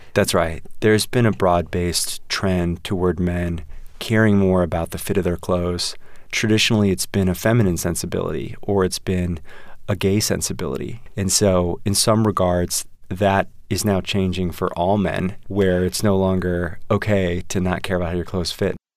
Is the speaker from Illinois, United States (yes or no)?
yes; Westchester, Illinois, United States; the Oak Brook Mall near where I grew up in Westchester, Illinois